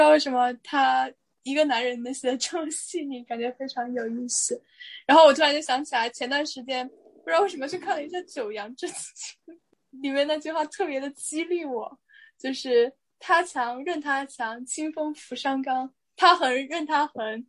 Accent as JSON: {"language": "Chinese", "country": "China", "said": "作为中国人在这里面，浸泡久了可能就会理解一点"}